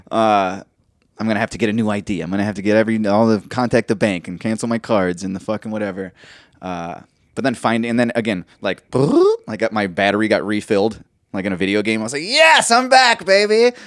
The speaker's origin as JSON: {"language": "English", "town": "Austin", "region": "Texas", "country": "United States", "said": "I'm from Austin, baby, I'm from Texas"}